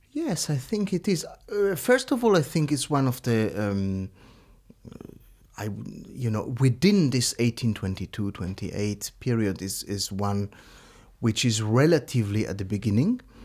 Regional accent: Lugano, Ticino, Switzerland; my hometown in Lugano

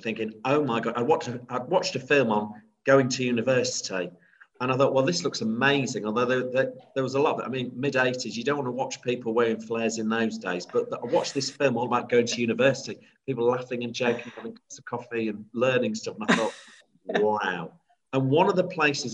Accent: Grimsby, Yorkshire and the Humber, United Kingdom; growing up in Grimsby

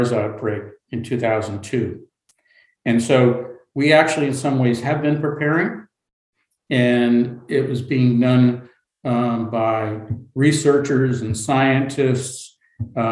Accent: United States; as an American

